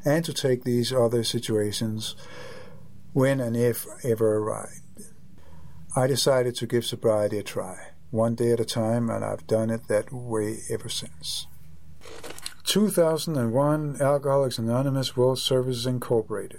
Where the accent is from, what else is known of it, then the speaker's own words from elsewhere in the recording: Copenhagen, Capital Region of Denmark, Denmark; moved away; I am from Copenhagen, Denmark. Or Denmark, Copenhagen